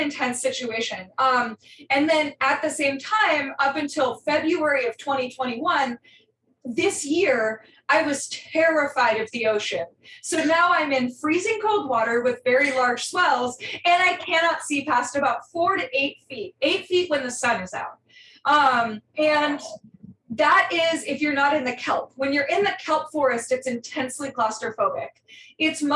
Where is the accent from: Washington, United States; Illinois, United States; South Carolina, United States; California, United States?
California, United States; Northern; I grew up in Northern California